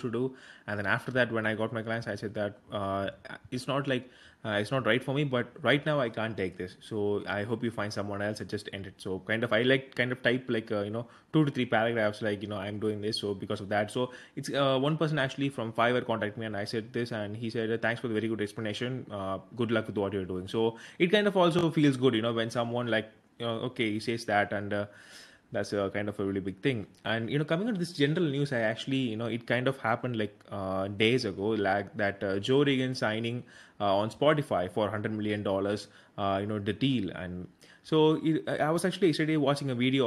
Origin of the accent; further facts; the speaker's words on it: South India, India; I'm from South India.